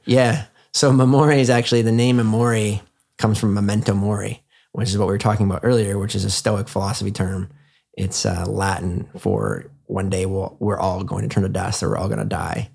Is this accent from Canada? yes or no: yes; Canada; I'm from Canada.